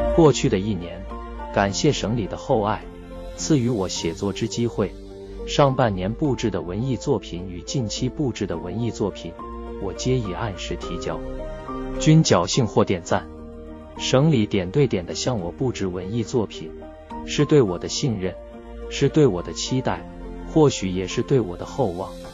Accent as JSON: {"language": "Chinese", "region": "northern Hubei mountain area", "country": "China", "tie": "born or raised there", "moved": "yes", "said": "我是来自鄂北山区的穷乡僻壤的下里巴人"}